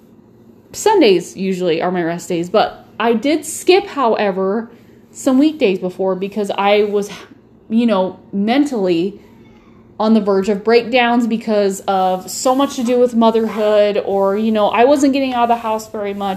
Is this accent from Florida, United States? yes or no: no; Nebraska, United States; I'm from Nebraska. We love our beef.